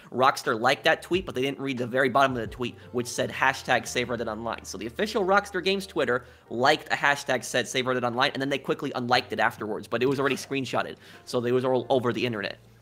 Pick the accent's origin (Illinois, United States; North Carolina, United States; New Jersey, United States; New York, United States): New York, United States; moved away; I'm originally from New York